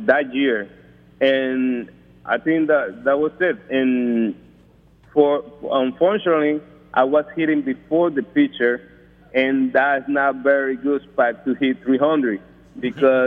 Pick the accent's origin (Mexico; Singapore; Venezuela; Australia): Venezuela; moved away; I'm coming from Venezuela, that I used to play for a very famous team over there, Navegantes and Magallanes